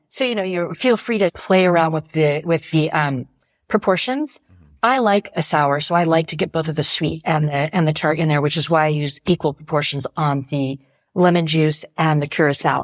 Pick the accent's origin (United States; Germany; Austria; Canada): United States; now in Paris, France; being an American in France